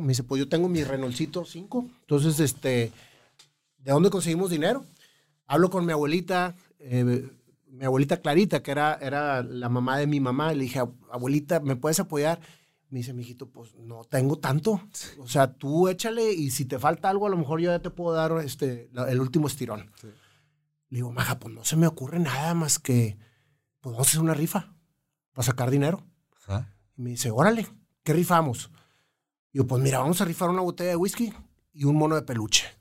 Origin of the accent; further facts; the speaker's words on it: Monterrey, Nuevo León, Mexico; also born or lived in Chihuahua; Yo soy de aquí de Monterrey. Sin embargo, viví cinco años en Chihuahua, cinco inolvidables años